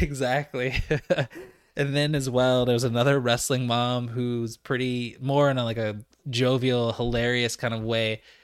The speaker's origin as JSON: {"language": "English", "country": "United States", "also_born_or_lived": "Richmond, Virginia", "said": "as an American"}